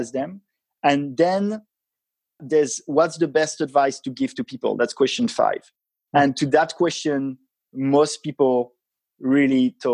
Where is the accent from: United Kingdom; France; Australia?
France; I come from France and I've had quite a traditional upbringing, education